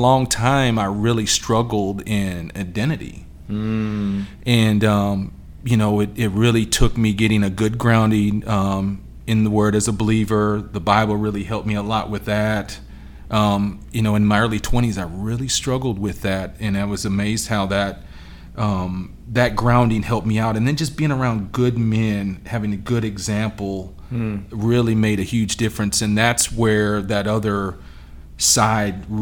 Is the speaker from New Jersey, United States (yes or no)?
no; Yakima, Washington, United States; also born or lived in South Carolina; now in Charlotte, United States; I'm originally from out in the Pacific Northwest.